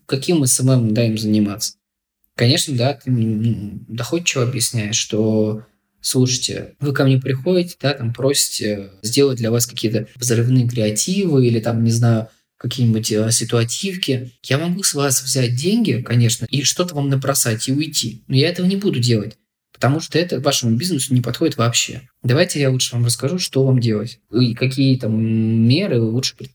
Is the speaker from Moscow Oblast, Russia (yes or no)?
no; Chelyabinsk, Chelyabinsk Oblast, Russia; я не хочу по-снобски относиться к регионам, я сам из Челябинска.